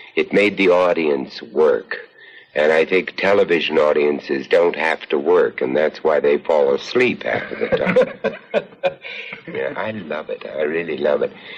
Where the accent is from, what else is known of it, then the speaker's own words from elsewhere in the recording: United States; also born or lived in London; I'm an American